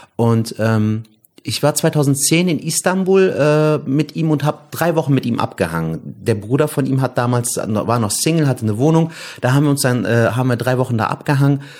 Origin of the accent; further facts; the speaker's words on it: Cologne, North Rhine-Westphalia, Germany; bin gebürtiger Kölner. Ich bin in Köln geboren und aufgewachsen